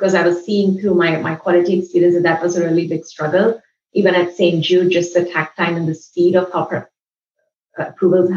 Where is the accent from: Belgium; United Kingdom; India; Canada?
India; New Delhi, Delhi; moved away as an adult; also born or lived in Mumbai / Los Angeles, United States; now in United States; I grew up in New Delhi and I studied in Mumbai